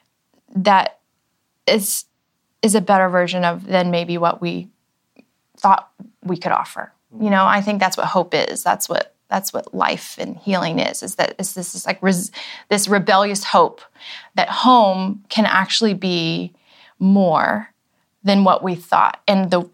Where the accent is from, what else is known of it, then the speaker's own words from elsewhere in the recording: Florida, United States; moved away as an adult; also born or lived in Virginia / Atlanta / New York; now in Nashville, United States; I was raised in Florida